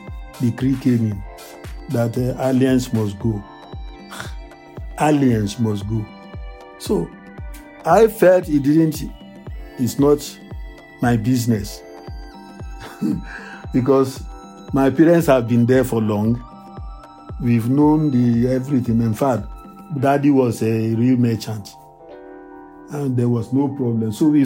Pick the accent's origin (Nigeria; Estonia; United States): Nigeria; also born or lived in Ghana; as a Nigerian